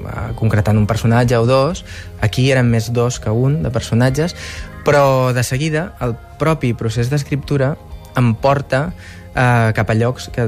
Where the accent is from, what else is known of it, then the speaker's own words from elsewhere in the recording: Barcelona, Catalonia, Spain; jo vaig créixer a Ostafrancs.